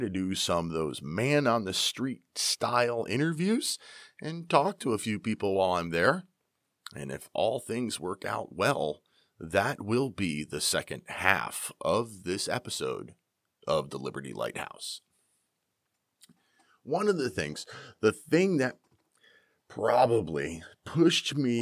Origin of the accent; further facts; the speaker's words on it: Pennsylvania, United States; I am from Pennsylvania